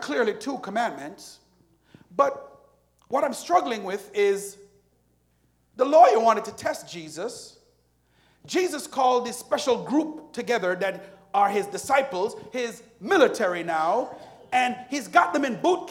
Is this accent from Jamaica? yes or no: yes; Jamaica; moved away; Jamaica, which is where I'm from